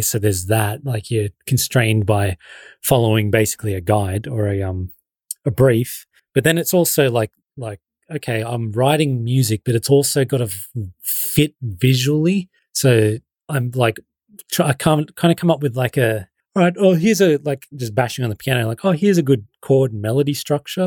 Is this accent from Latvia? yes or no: no; Shepparton, Victoria, Australia; I'm still living in my hometown. Like, I haven't moved to L A.